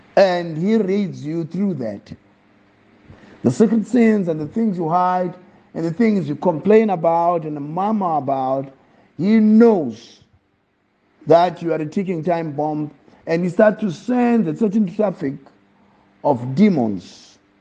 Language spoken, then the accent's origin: English; Eastern Cape, South Africa; moved away; also born or lived in Pietermaritzburg / Johannesburg / Empangeni; I was born in Eastern Cape. I grew up, I was in. I was raised with a Xhosa family, staunch Xhosa family